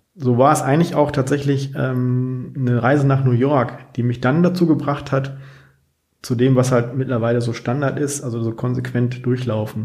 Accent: Dinslaken, North Rhine-Westphalia, Germany; moved away as an adult; also born or lived in Bochum; ich komme ursprünglich aus Dienstlaken, was ja auch irgendwie noch am Rande des Ruhrgebiets liegt

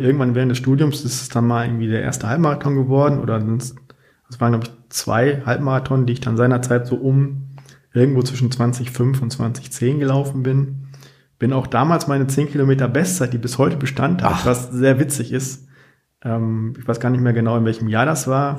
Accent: Dinslaken, North Rhine-Westphalia, Germany; moved away as an adult; also born or lived in Bochum; ich komme ursprünglich aus Dienstlaken, was ja auch irgendwie noch am Rande des Ruhrgebiets liegt

